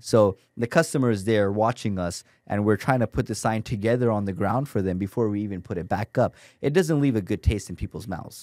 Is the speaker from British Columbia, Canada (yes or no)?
no; Toronto, Ontario, Canada; moved away as an adult; now in United States; I'm from Toronto, Canada